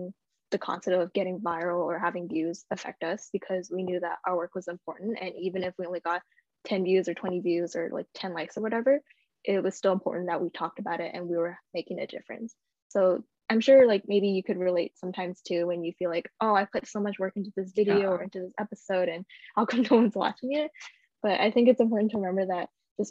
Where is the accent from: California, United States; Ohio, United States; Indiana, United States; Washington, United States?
California, United States; I grew up in California.